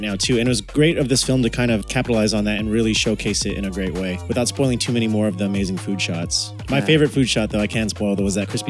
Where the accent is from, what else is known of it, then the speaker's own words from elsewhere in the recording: Sacramento, California, United States; now in San Francisco, United States; But growing up in Sacramento